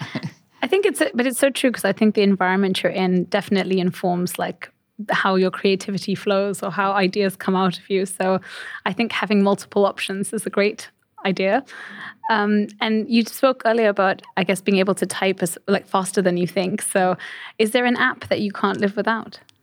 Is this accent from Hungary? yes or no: no; India; I grew up in India